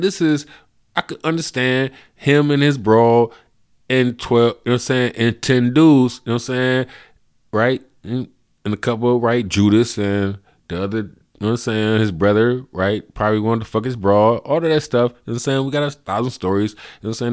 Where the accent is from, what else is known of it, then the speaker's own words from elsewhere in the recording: United States; we grew up in America